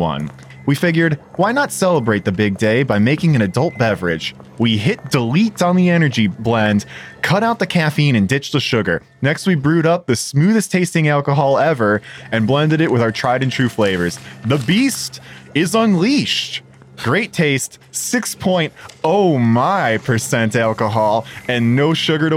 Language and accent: English; Chicago, Illinois, United States; One of my hometown hero bands